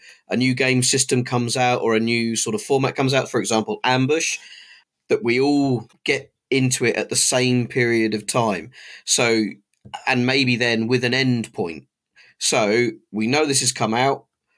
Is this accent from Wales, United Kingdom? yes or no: yes; Cardiff, Wales, United Kingdom; You know, we're the boys from Cardiff coming up.